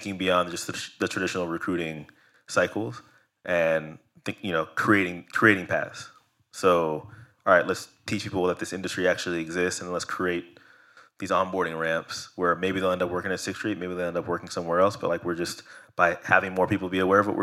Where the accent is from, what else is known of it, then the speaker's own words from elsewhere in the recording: Silicon Valley, California, United States; I grew up in Silicon Valley